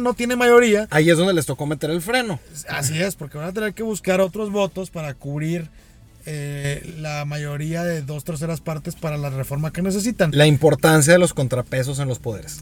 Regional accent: Mexico; como mexicanos

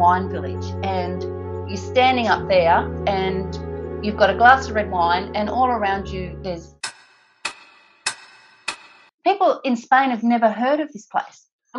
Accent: New South Wales, Australia; now in Queensland, Australia; Well, I'm originally from New South Wales, which is the next state down, just country New South Wales.

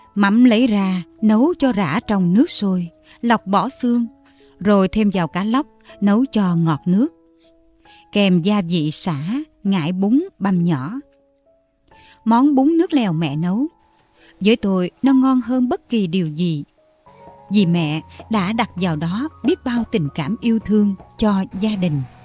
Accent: Mekong Delta, Vietnam; là người con sinh ra và lớn lên ở miền Tây

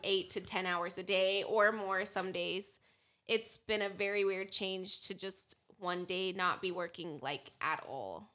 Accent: Casper, Wyoming, United States; I'm from Casper, Wyoming. I grew up here.

